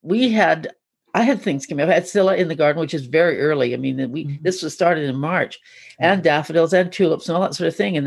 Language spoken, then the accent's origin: English; the West, Western Canada, Canada; I'm from the West